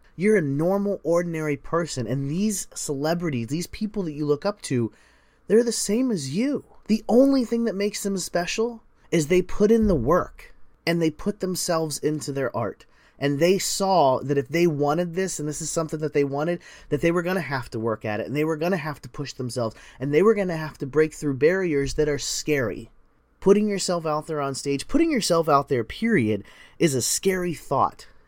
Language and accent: English; United States; I'm an American, so we call it soccer